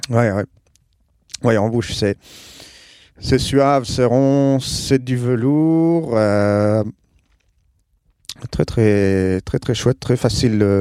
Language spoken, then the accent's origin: French; Wallonia, Belgium; je viens de Belgique, euh, province de Liège. J'habite près de Spa